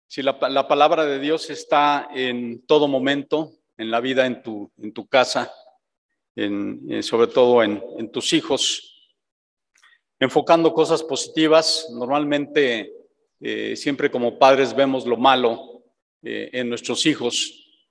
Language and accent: Spanish; Mexico